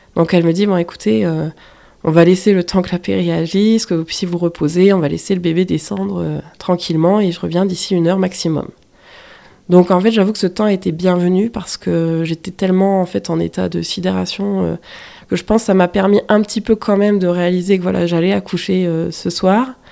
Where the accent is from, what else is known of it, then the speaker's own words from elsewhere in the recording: the North, northern France, France; moved away as an adult; je suis originaire du Nord, pas du tout de la région du Sud